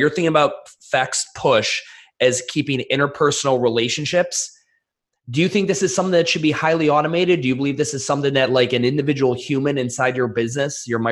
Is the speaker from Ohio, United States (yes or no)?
yes; Cleveland, Ohio, United States; I'm from Cleveland, Ohio.